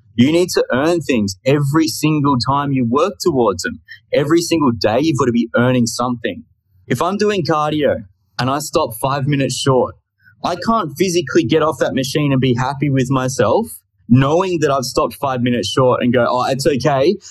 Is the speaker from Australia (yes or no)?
yes; Australia; I'm just from Australia. So I thought I'd put that in in case you're unaware and couldn't tell by the accent